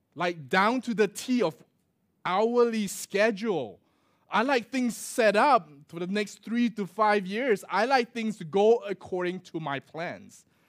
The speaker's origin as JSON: {"language": "English", "country": "Singapore", "tie": "born or raised there", "also_born_or_lived": "Australia / Michigan, United States", "moved": "as an adult", "said": "growing up in Singapore, right, there, there isn't such a thing as a daylight saving"}